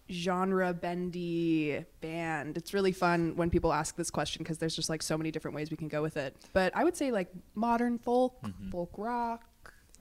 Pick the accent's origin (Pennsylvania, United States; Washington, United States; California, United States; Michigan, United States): Pennsylvania, United States; Wexford; also born or lived in Varese, Italy; I'm the only one in the band who's from Pittsburgh originally. I grew up in Wexford.